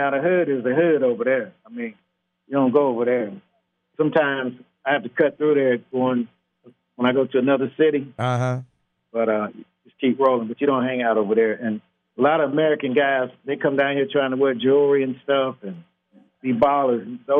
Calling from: Cali, Valle del Cauca, Colombia; I'm calling from Cali, Colombia. I live in Colombia now.

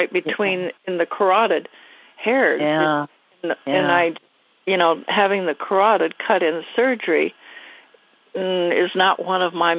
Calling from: Washington, United States

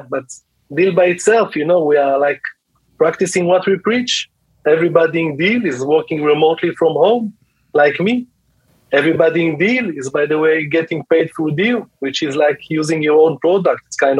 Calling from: Tel Aviv District, Israel; So I'm nearby Tel Aviv in Israel.

